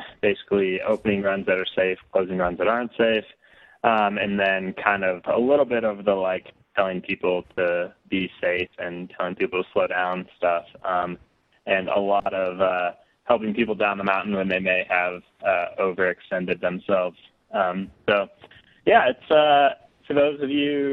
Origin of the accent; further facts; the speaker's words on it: Colorado, United States; I grew up in Colorado and have lived here pretty much all my life.